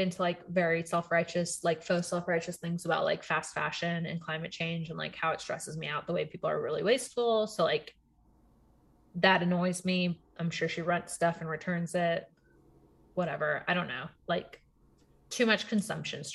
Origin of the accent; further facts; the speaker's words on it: Puerto Rico; also born or lived in Texas, United States; now in Virginia, United States; I'm from Puerto Rico